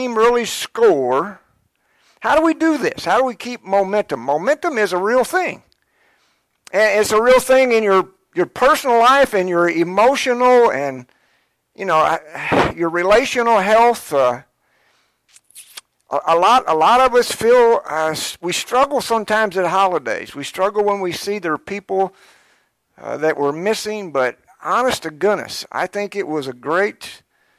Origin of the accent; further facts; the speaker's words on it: Georgetown, Kentucky, United States; growing up in Georgetown, I was born in Georgetown, and I started out in Scott County